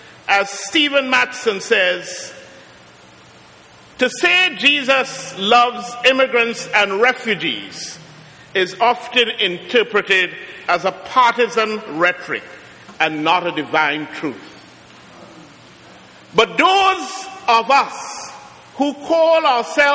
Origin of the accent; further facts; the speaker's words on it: Trinidad & Tobago; also born or lived in Brooklyn, New York; now in Trenton, United States; I'm from Trinidad